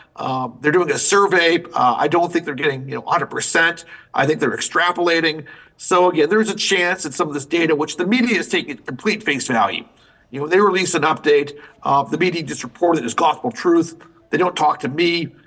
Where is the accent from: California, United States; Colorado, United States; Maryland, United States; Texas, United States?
Maryland, United States; Maryland, my home state